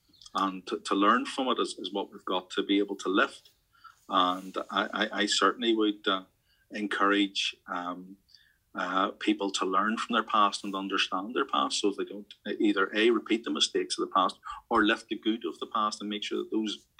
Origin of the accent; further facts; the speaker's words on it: Northern Ireland, United Kingdom; those of us of our generation who had to grow up in the Troubles